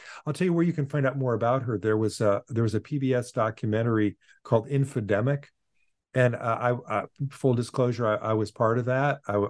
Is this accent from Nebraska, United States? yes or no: no; Boston, Massachusetts, United States; look, I'm a philosopher from Boston.